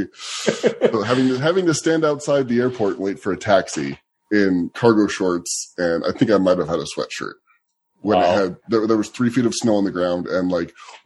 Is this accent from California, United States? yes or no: yes; Southern California, United States; also born or lived in Washington State / Chicago; now in Washington, United States; I grew up in Southern California